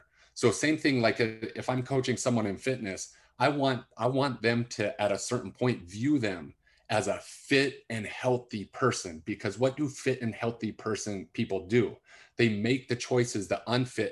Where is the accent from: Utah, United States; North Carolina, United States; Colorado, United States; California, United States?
Utah, United States; West Valley City; I grew up in West Valley, which was not the rich side of town.